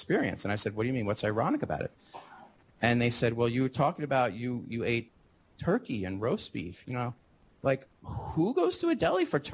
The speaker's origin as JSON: {"language": "English", "town": "Great Neck", "region": "New York", "country": "United States", "tie": "born or raised there", "moved": "yes", "said": "So I'm actually from New York. I'm a native New Yorker, although I grew up in Great Neck"}